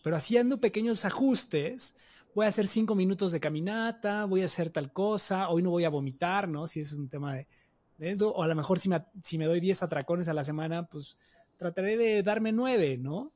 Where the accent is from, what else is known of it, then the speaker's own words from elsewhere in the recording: Mexico; una cultura como la mexicana, o sea, donde tenemos tanta comida tan deliciosa